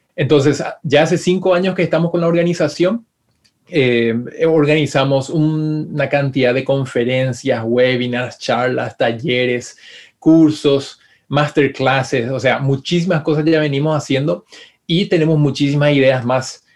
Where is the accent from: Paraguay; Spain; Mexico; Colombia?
Paraguay; moved away as an adult; also born or lived in Florida, United States; now in California, United States; extraño Paraguay, extraño a mi familia, a mi gente